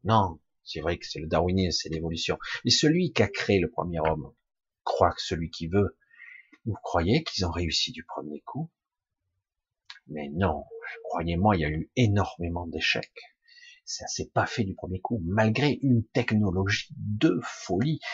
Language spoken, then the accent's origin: French; France; Je suis né en France, donc je me dis français, je pense français